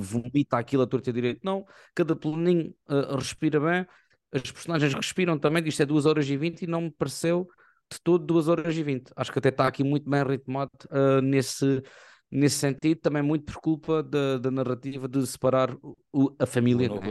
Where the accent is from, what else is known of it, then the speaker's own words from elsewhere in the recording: Portugal; nós somos portugueses